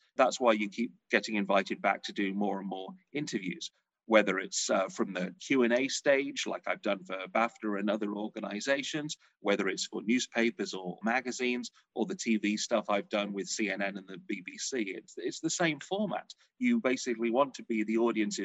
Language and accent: English; Blackpool, North West England, United Kingdom; now in Los Angeles, United States; I grew up in Blackpool, which many of your viewers and listeners may know is, to my mind, the Las Vegas of Britain